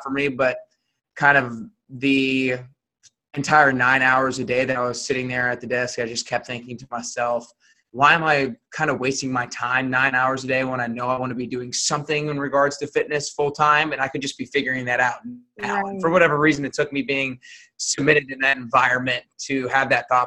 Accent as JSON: {"language": "English", "town": "Atlanta", "region": "Georgia", "country": "United States", "tie": "born or raised there", "moved": "as an adult", "lives_now": "Nashville, United States", "said": "I grew up in Atlanta, Georgia. Like you said, I currently live in Nashville, but I grew up in Atlanta"}